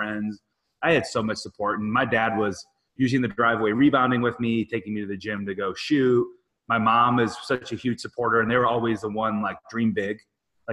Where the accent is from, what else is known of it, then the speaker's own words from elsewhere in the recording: a village about 2 hours west of Chicago, Illinois, United States; I grew up in a town of 800. I had 78 kids in my high school, so it was a really small farming village